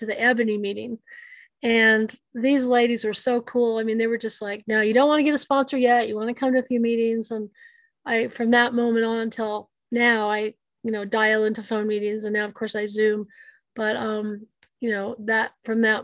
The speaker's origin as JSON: {"language": "English", "country": "United States", "said": "I'm Native American"}